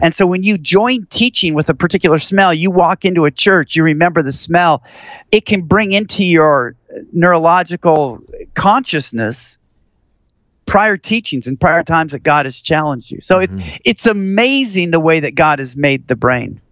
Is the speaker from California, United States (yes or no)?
no; Seattle, Washington, United States; now in Houston, United States; where I grew up in Seattle